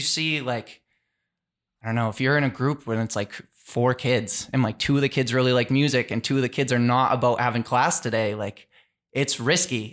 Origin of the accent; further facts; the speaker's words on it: Taunton, Massachusetts, United States; I grew up in Taunton, Massachusetts